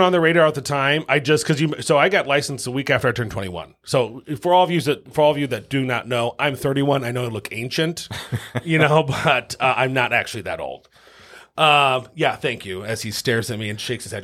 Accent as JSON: {"language": "English", "town": "Lincoln", "region": "Nebraska", "country": "United States", "tie": "born or raised there", "also_born_or_lived": "Omaha, Nebraska", "said": "born and raised in Lincoln, Nebraska, um, by a single mom"}